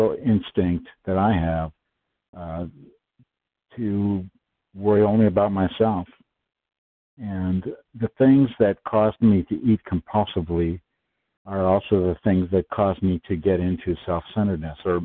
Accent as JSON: {"language": "English", "region": "Wisconsin", "country": "United States", "tie": "born or raised there", "said": "I'm from Wisconsin. I'm from the Midwest, like a few of our fellows, and grew up there"}